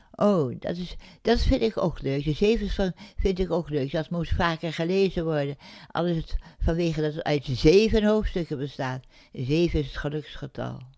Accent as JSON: {"language": "Dutch", "country": "Indonesia", "tie": "born or raised there", "moved": "yes", "said": "mijn geboorteland Indië"}